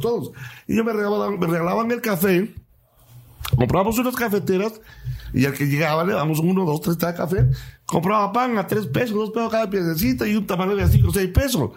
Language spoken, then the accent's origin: Spanish; Cintalapa, Chiapas, Mexico; soy de Citalapa